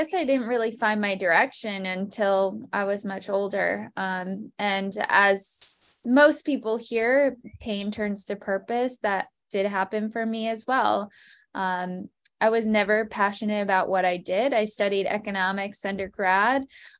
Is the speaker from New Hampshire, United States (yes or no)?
yes; New Hampshire, United States; also born or lived in Florida / Baltimore / New York / Seattle; I'm originally from New Hampshire. I went to high school in Florida. I've kind of lived everywhere.